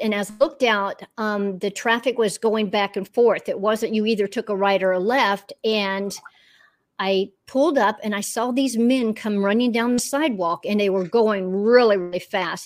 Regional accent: Orlando, Florida, United States; moved away as an adult; also born or lived in Western North Carolina; now in North Carolina, United States; I'm a Florida girl through and through

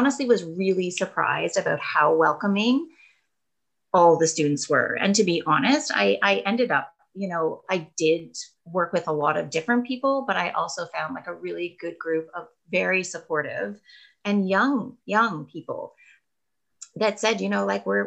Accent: Kingston, Ontario, Canada; moved away as an adult; also born or lived in Australia; I am originally from Kingston

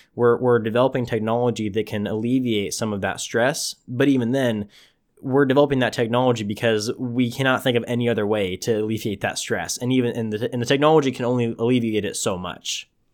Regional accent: Tulare, California, United States; my hometown, Tulare

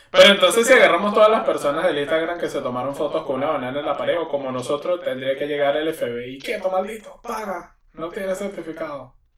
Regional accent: Venezuela; moved away; en mi país

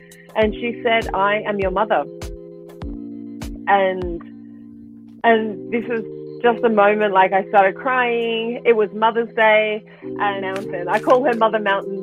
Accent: Australia; moved away; I am originally Australian

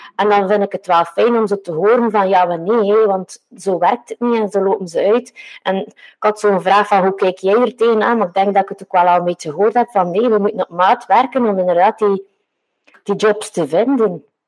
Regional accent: Westhoek, Flanders, Belgium; ik kom een beetje van de Westhoek

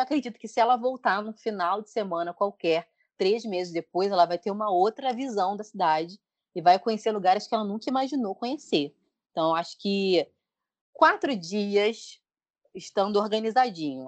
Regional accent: Petrópolis, Rio de Janeiro, Brazil; moved away as an adult; now in Rio de Janeiro, Brazil; a gente cresceu em Petrópolis

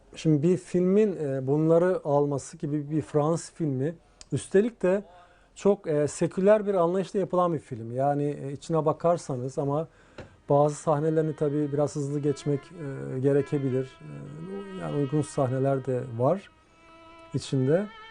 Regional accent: Istanbul, Turkey; ben Ortaköylüyüm asıl olarak o yılları tahta köprülerin üzerinde olduğu o e, dere boyun üzerinde yılları biliyorum yani o yıllarda dünyaya geldim Ortaköy'de.

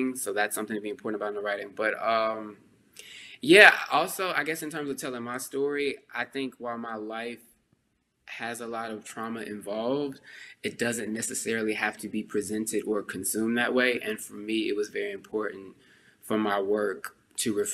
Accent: Texas, United States; I'm a Texan

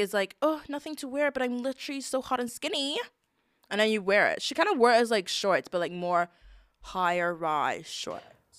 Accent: United Kingdom; We're British

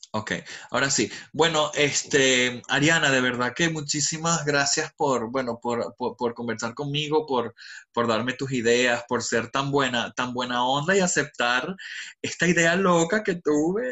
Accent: Venezuela; also born or lived in Dubai; now in London, United Kingdom; Yo soy venezolano, 100%

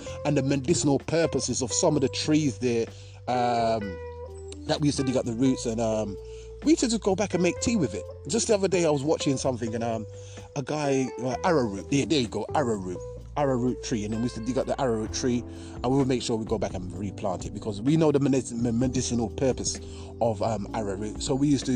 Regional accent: Jamaica; moved away; I grew up in Jamaica for 10 years

